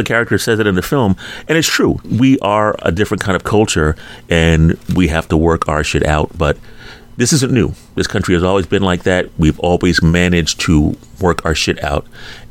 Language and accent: English; Philadelphia, Pennsylvania, United States; growing up in Philadelphia